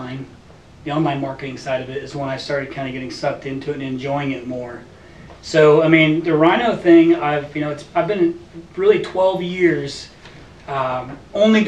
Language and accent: English; Indiana, United States; moved away as an adult; now in Arizona, United States; I'm from Indiana